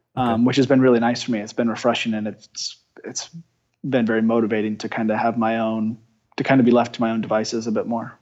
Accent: United States; being an American

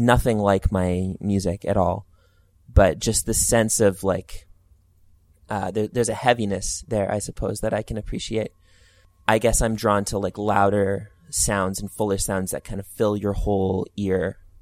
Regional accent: Edmonton, Alberta, Canada; also born or lived in Alliston, Ontario; it's my hometown

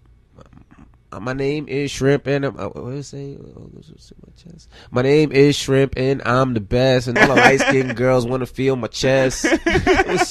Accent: New York City, New York, United States; I'm from Queens Village, Murdoch and Springfield

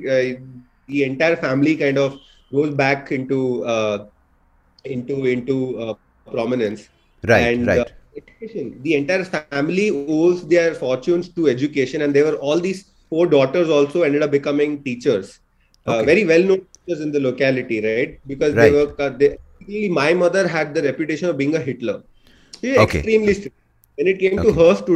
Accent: Mumbai, Maharashtra, India; also born or lived in Saudi Arabia; I spent my initial years of growing in Saudi Arabia, and then my parents passed back to Bombay, my hometown

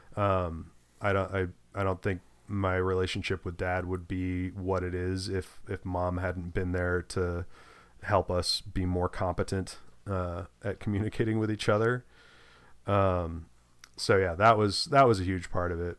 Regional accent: United States; as an American

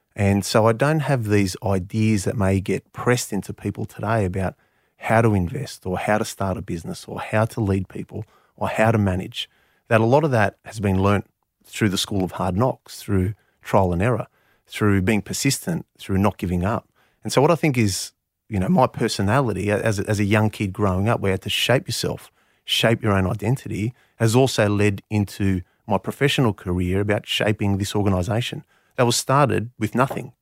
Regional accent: Canberra, Australian Capital Territory, Australia; first language Greek; English is a second language; having been born and bred in Canberra

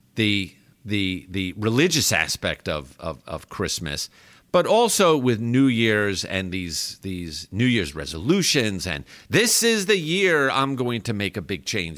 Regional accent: New York, United States; moved away as an adult; now in Texas, United States; I grew up in New York

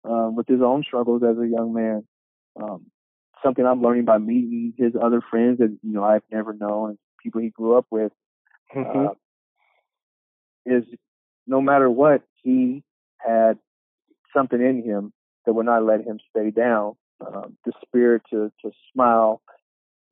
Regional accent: Sacramento, California, United States; I am from, born and raised in Sacramento.

